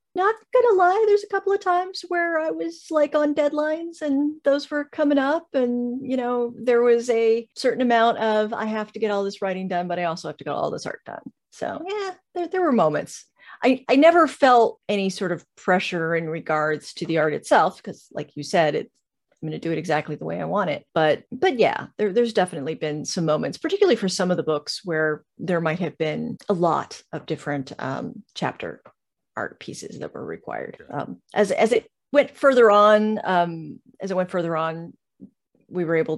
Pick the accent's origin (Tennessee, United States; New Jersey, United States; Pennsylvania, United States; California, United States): California, United States; Southern; moved away as an adult; now in Georgia, United States; I come from Southern California